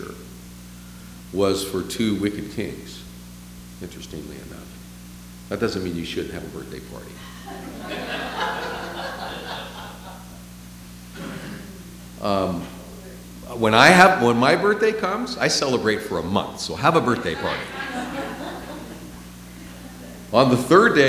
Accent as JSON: {"language": "English", "town": "San Francisco", "region": "California", "country": "United States", "moved": "yes", "said": "I'm from San Francisco"}